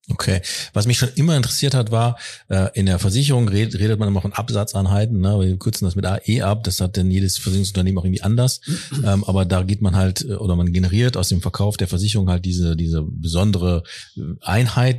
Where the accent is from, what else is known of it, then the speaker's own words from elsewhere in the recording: Ruhr area, North Rhine-Westphalia, Germany; Jetzt sind wir in meiner Heimat. Da freue ich mich im Ruhrgebiet